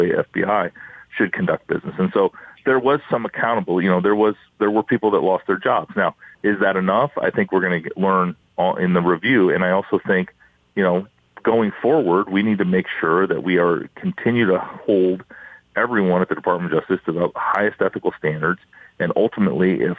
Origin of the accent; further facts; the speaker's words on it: Iowa, United States; I'm from Iowa